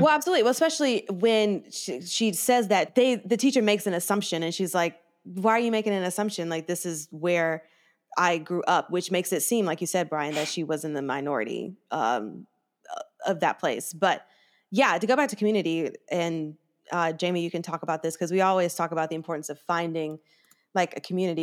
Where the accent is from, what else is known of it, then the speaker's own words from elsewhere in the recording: the South, United States; growing up in the South